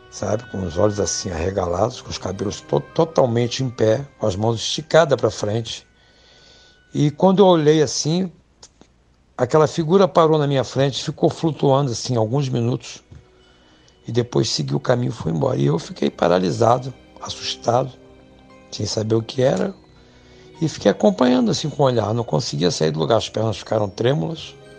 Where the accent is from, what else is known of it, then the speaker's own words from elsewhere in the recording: Petrópolis, Rio de Janeiro, Brazil; sou natural do Rio de Janeiro, Brasil, né? Resido na cidade de Petrópolis, que é estado do Rio de Janeiro. Deus da idade dos oito anos de idade eu vim para, para Petrópolis